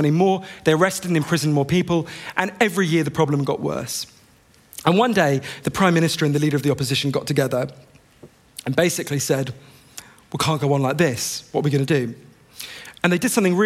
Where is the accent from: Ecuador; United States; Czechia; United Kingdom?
United Kingdom; I'm British